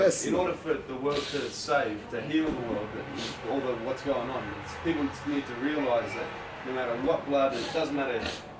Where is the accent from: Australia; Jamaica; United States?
Australia; I come from Australia